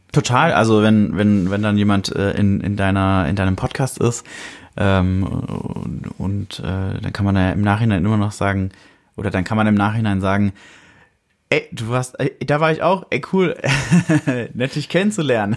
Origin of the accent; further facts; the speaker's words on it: Fürth, Bavaria, Germany; in meiner Heimatstadt